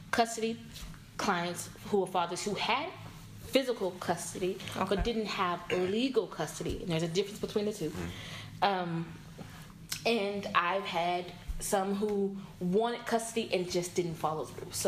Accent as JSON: {"language": "English", "town": "Dallas", "region": "Texas", "country": "United States", "tie": "born or raised there", "said": "born and raised here in Dallas. Um, I grew up in Oak Cliff, educated in DISD schools."}